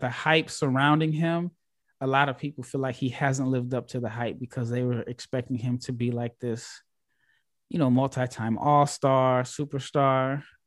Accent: United States; I'm this American guy

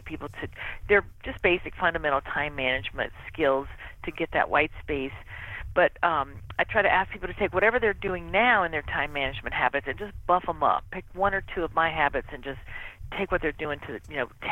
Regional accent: Mississippi, United States; I grew up in Mississippi

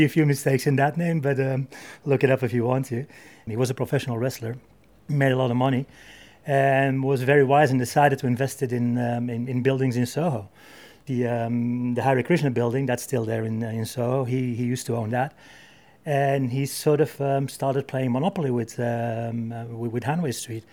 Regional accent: Belgium; moved away as an adult; now in London, United Kingdom; I am not from Spain, I'm not from England, I'm actually from Belgium.

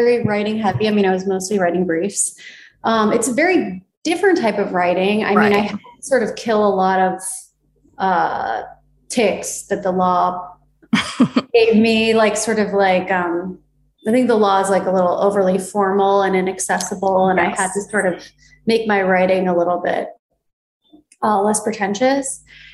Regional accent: East Coast, United States; now in Los Angeles, United States; I'm from the East Coast

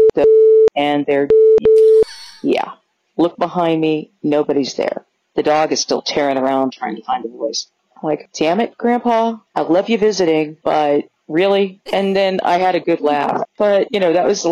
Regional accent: Kansas, United States; I'm from Kansas

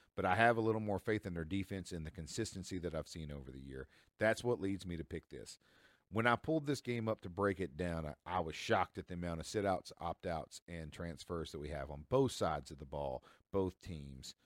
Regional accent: Tennessee, United States; This is my home state

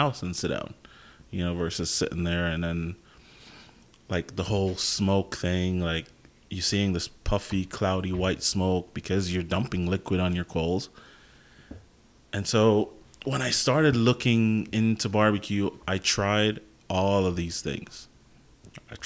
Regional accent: Jamaica; moved away; I'm Jamaican, grew up in Jamaica, so I grew up watching people make jerk chicken

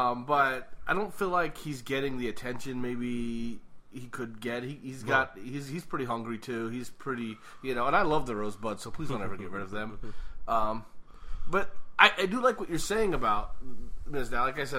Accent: Ireland; being an Irish guy

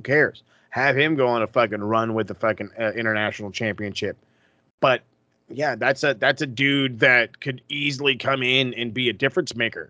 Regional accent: Canada; Because we're Canadian.

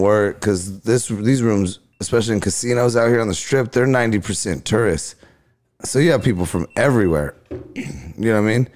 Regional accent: Riverside, California, United States; my hometown, of Riverside

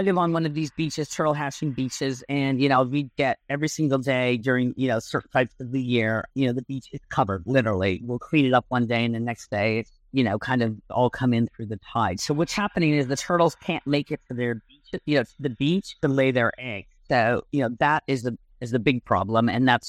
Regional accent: Kenya; So what we do is, we obviously, because we're from Kenya, we have a huge like savanna line. We do huge giraffes, you know, all this kind of like lions, giraffes, warthogs, things to represent Kenya.

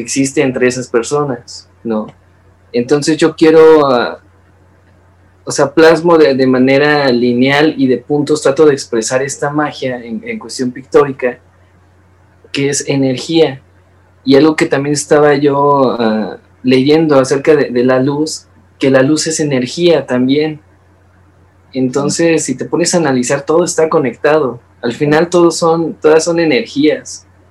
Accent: Mexico; como artista mexicano joven

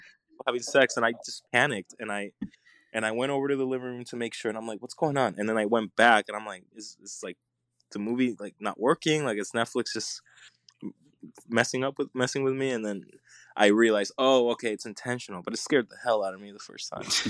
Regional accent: Puerto Rico; I'm, I'm Puerto Rican. I grew up in Puerto Rico

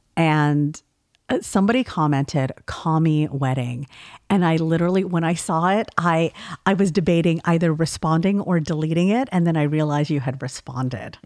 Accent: California, United States; I'm from California

